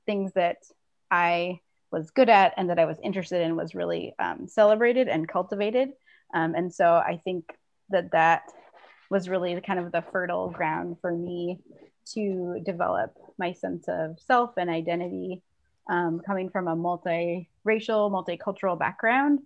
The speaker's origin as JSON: {"language": "English", "town": "Minneapolis", "region": "Minnesota", "country": "United States", "tie": "born or raised there", "said": "I grew up in the Twin Cities"}